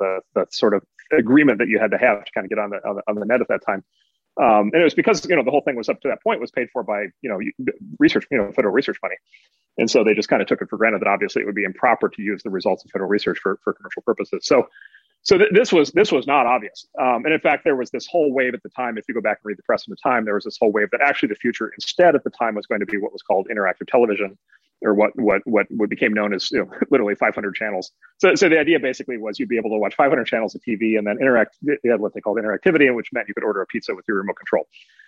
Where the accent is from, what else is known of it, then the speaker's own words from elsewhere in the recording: Midwest, United States; I'm from the Midwest